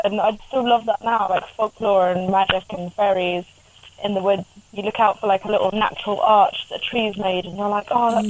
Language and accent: English; Devon, South West England, United Kingdom; also born or lived in Ireland; Yes, born and raised in Devon, so. And I lived in Ireland for a little while as well, literally in the middle of the woods.